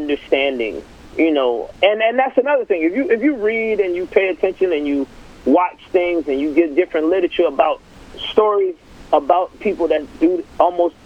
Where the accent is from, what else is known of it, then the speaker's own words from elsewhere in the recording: Atlanta, Georgia, United States; I'm from Atlanta